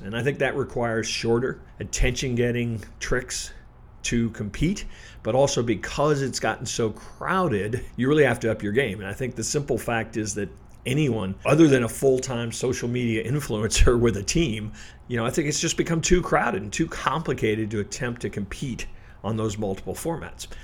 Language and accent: English; Midwest, United States; I'm from the Midwest